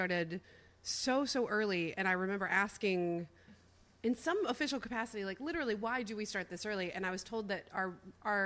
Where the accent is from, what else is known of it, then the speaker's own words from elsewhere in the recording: Winston-Salem, North Carolina, United States; moved away; it's my hometown